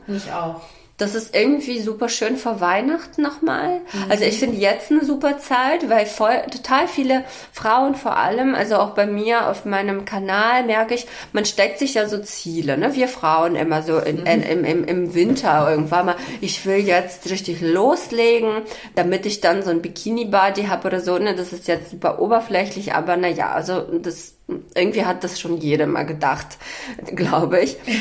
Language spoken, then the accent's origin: German; Berlin, Germany; Ich komme ja aus Berlin